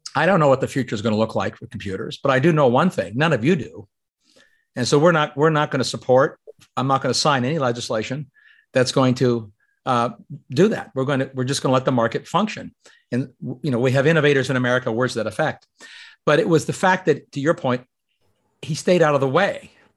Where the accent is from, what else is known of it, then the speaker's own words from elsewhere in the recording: Canada; moved away; I grew up in Canada